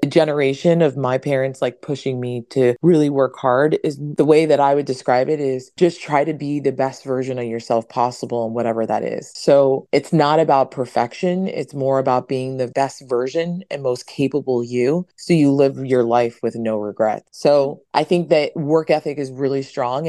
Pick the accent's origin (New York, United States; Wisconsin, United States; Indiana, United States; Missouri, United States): New York, United States; I am originally from New York, and my parents are, I'm 100% Dominican. My parents are from Dominican Republic